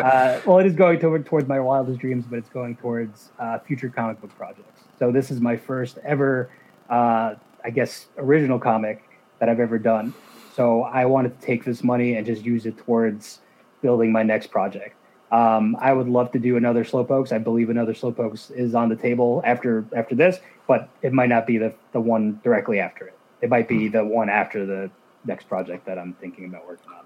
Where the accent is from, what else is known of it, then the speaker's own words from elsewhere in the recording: New Jersey, United States; I'm from New Jersey